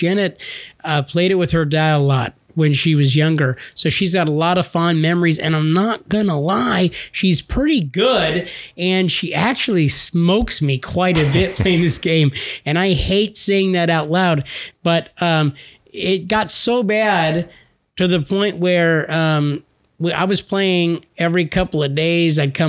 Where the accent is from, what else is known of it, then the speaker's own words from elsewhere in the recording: United States; We're American